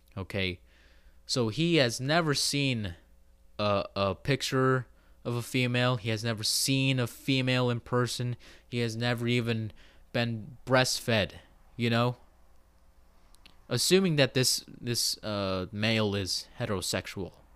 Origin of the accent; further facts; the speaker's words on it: Pacific Northwest, United States; I am an American, okay? I've said that I live in the Pacific Northwest.